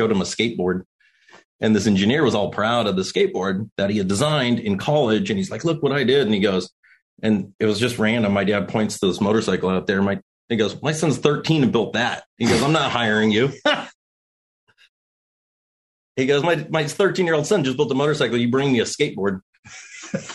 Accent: California desert, United States; we grew up out here in the California desert riding with my father

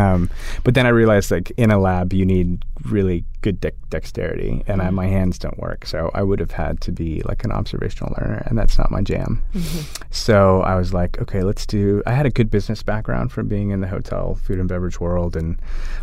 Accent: Austin, Texas, United States; growing up in Austin

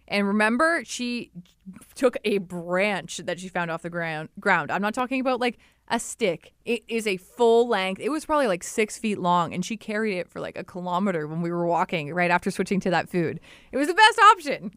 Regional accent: Ripley, Ontario, Canada; I grew up in Ripley, Ontario.

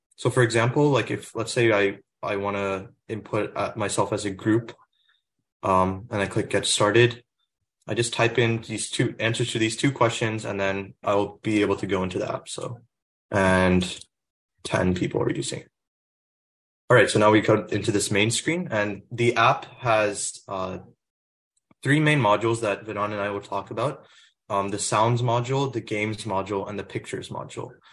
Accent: Plano, Texas, United States; moved away; I'm originally from Plano, Texas, which is in the Dallas area

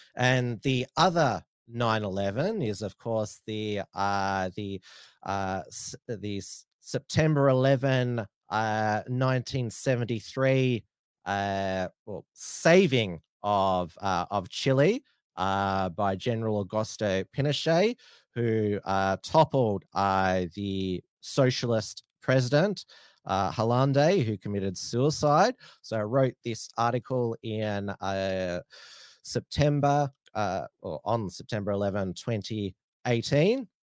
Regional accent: Australia; I'm a Australian Republican

